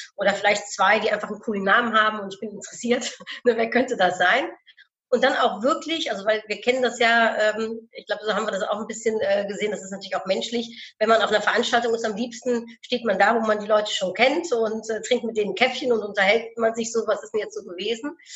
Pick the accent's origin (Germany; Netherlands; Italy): Netherlands; ich bin Niederländerin